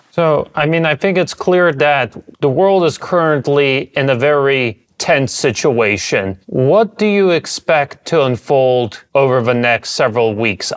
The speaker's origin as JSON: {"language": "English", "town": "Washington", "region": "District of Columbia", "country": "United States", "tie": "born or raised there", "said": "I was born and raised in the Washington, D.C. area"}